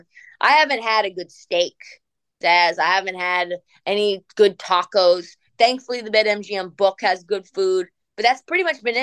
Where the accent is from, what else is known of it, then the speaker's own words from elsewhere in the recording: Portland, Oregon, United States; I grew up in Portland. So I am a live for the Portland Trailblazer fan